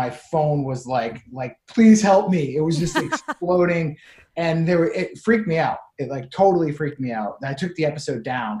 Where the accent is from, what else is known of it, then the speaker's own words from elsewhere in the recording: Clinton, Massachusetts, United States; the street I grew up on, Main Street in Clinton, Massachusetts.